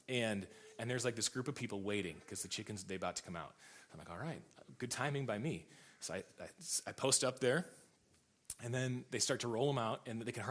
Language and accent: English; United States; I'm an American